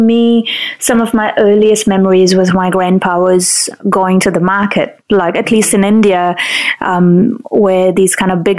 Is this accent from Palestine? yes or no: no; Auckland, New Zealand; just a girl kind of growing up in Howick, but it was predominantly at that time Indian and Chinese community.